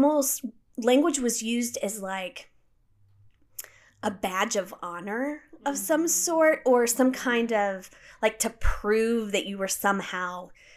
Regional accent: United States; I'm an American growing up without a king or a queen

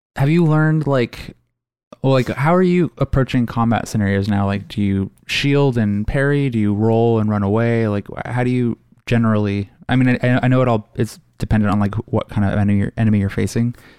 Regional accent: Redmond, Washington, United States; there's definite things that I grew up with in Redmond

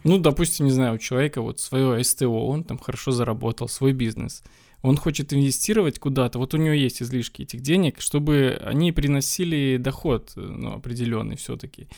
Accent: Belarus; я сам из Беларуси

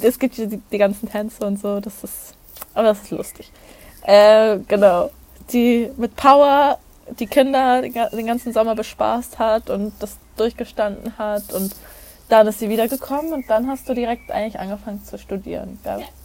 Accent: Hamburg, Germany; moved away as an adult; now in Olten, Switzerland; Ich komme ursprünglich aus Hamburg, wohne jetzt in der Schweiz, im beschaulichen Alten

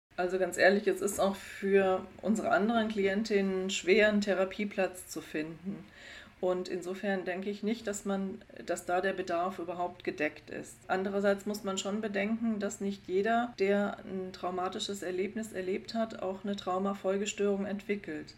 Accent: Germany; bei uns in Deutschland

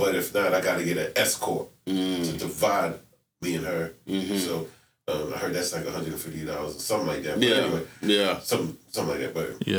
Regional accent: New York City, New York, United States; moved away as an adult; now in Tulsa, United States; I'm not from here, I'm from Brooklyn, New York.

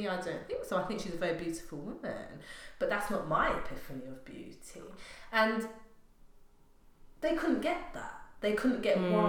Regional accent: England, United Kingdom; also born or lived in Grenada; growing up in England. I was born in the Caribbean, but grew up here

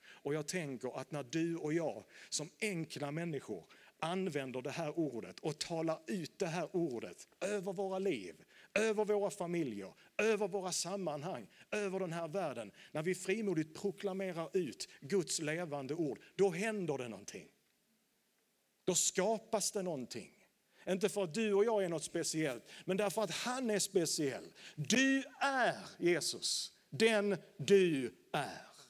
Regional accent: Landskrona, Skåne, Sweden; Jag är uppvuxen i pingkyrkan i Landskrona

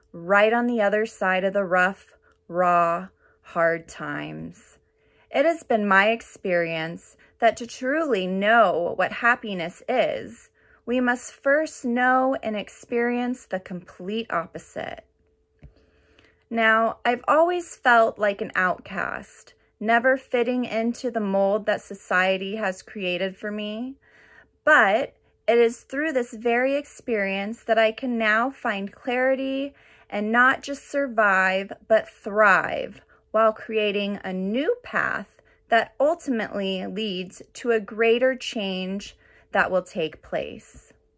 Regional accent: Orange County, California, United States; I'm from Orange County, California.

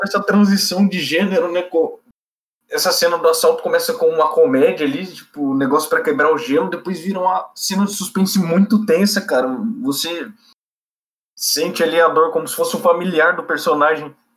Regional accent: Brazil; nós brasileiros

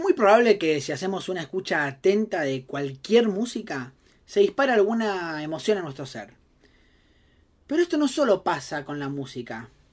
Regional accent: Argentina; como argentinos escuchamos un tango estando fuera de nuestro país

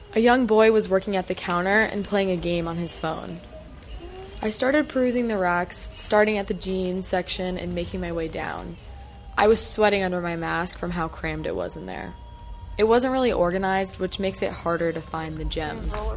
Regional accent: Saratoga Springs, New York, United States; moved away as an adult; also born or lived in Maryland; now in Potsdam, United States; Skidmore is in my hometown of Saratoga Springs

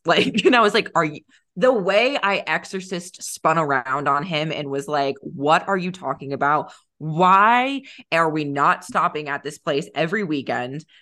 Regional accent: San Diego, California, United States; moved away as an adult; I grew up in San Diego, so until college I lived in San Diego

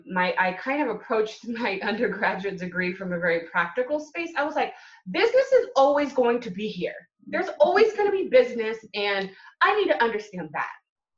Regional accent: California, United States; also born or lived in Hawaii / Japan / England; now in Atlanta, United States; I claim California. I was born there. I graduated high school from there and college. But I literally have grown up in Hawaii, Japan, England, and now I'm here in Atlanta.

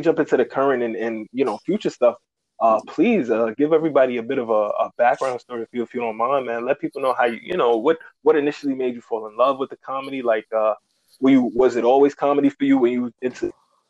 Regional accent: New York City, New York, United States; also born or lived in Uptown Manhattan; Originally Brooklyn, but I stay uptown now.

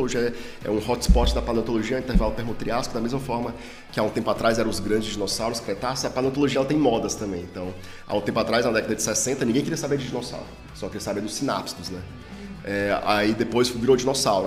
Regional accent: Ceará, Brazil; now in Rio Grande do Sul, Brazil; como o meu sotaque já revela, eu não sou gaúcho, eu sou cearense

